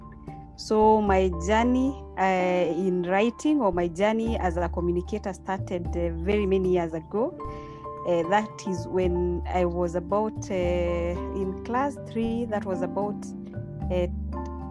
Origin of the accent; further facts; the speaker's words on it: Meru, Meru County, Kenya; When I went to school in Meru, I was born in Meru as well.